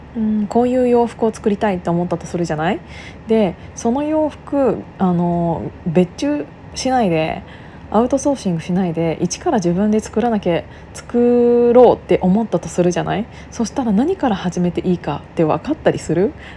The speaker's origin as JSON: {"language": "Japanese", "town": "Kiryu", "region": "Gunma", "country": "Japan", "tie": "born or raised there", "moved": "yes", "said": "私がその群馬県桐生市出身なんですけど"}